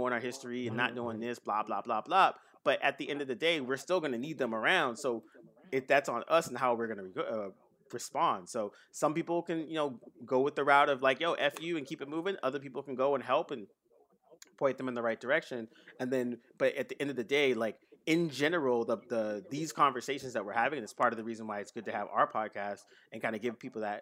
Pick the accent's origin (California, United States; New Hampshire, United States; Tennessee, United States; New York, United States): California, United States; Bay Area; I grew up in the Bay Area